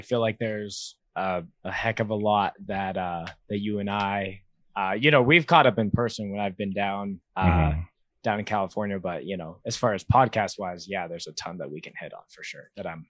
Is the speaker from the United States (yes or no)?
no; Winnipeg, Manitoba, Canada; I grew up in Winnipeg, which is the Slurpee capital of Canada.